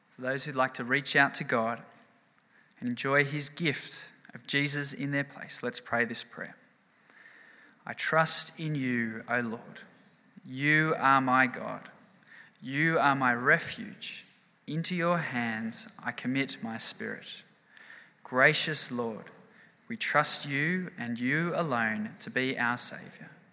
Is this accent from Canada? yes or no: no; Australia; we're Australian